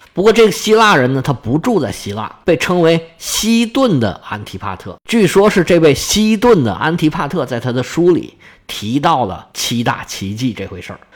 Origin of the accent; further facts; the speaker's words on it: China; 我们中国人